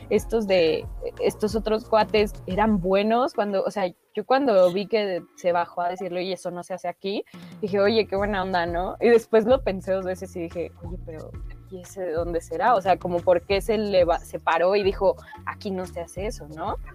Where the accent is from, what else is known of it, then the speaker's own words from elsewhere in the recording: Mexico; creo que son esos mundos que no terminamos de conocer, incluso como mexicanos mismos.